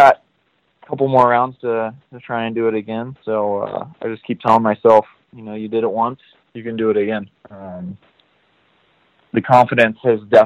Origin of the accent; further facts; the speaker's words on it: United States; me being American